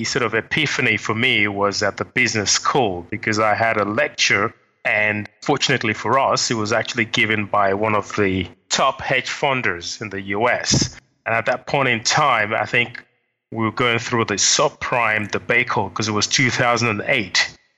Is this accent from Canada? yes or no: no; Nigeria; moved away as an adult; also born or lived in London, United Kingdom / United States; I was born in London, forced to my late father, who was a diplomat of the Nigerian High Commission. And at the age of five, we went back to Nigeria. I had all my sort of understudies, high school, until the age of 20 when I came back to the UK